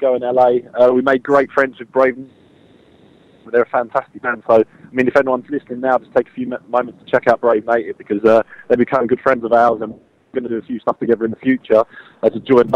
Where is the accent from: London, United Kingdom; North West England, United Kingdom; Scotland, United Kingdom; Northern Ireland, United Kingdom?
London, United Kingdom; that's where I was born and bred